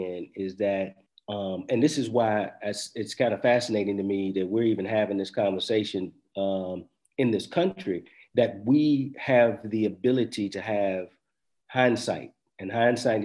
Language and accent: English; United States; as an American, as a Black American who's, you know, lived here, grew up here, family's been here for a long time